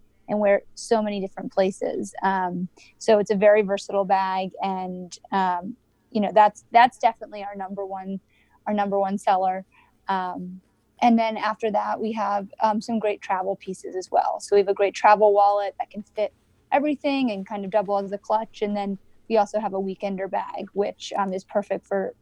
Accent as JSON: {"language": "English", "region": "Northeast", "country": "United States", "said": "we're from the Northeast"}